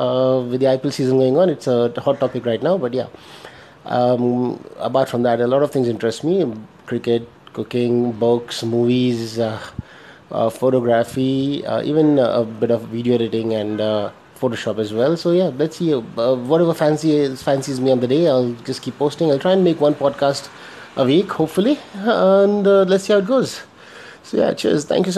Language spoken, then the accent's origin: English; Dubai, United Arab Emirates; now in India; I stay in India, originally born and brought up in Dubai, UAE, the United Arab Emirates.